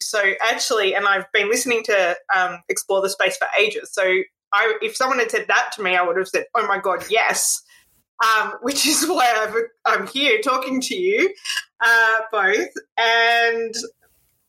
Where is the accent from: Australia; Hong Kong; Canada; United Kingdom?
Australia; I was born in Australia and I've lived most of my life in Australia